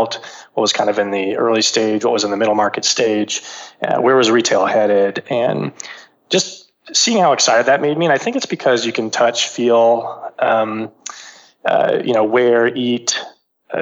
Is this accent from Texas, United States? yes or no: yes; Texas, United States; I grew up in Texas, went to college in the Northeast, came back to Texas